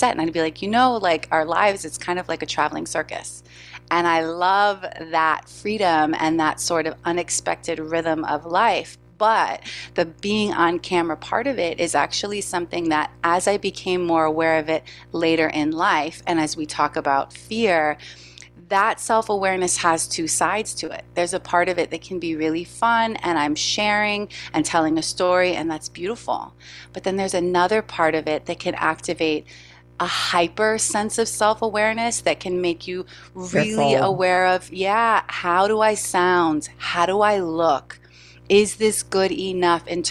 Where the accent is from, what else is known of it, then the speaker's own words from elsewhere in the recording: New York City, New York, United States; born and raised in New York City